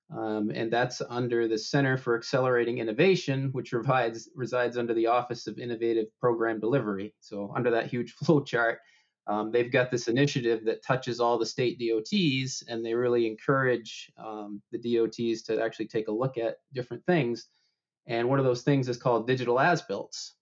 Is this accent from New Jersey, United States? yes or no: no; Maine, United States; my hometown in Maine